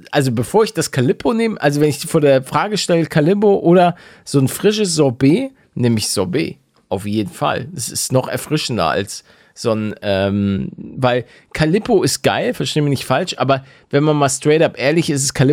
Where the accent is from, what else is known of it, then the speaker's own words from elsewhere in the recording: Hamburg, Germany; now in Bavaria, Germany; ich komme aus Hamburg.